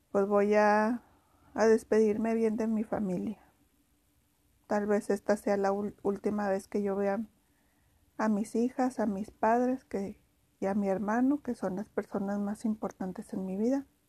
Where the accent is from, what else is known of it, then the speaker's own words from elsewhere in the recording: Ciudad Juárez, Chihuahua, Mexico; soy de Juárez